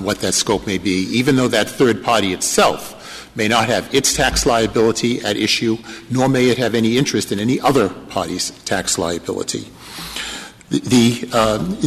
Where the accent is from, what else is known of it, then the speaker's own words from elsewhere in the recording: Maine, United States; My home state of Maine